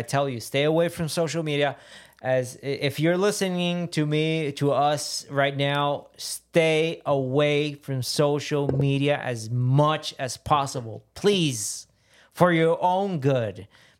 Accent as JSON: {"language": "English", "country": "Puerto Rico", "said": "We're both from Puerto Rico."}